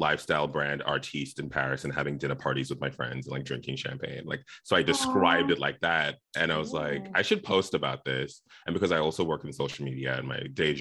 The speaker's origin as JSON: {"language": "English", "country": "South Africa", "tie": "born or raised there", "also_born_or_lived": "Zimbabwe", "moved": "yes", "lives_now": "Los Angeles, United States", "said": "I was born in Zimbabwe. I grew up in South Africa, very far away from La La Land, where I live now."}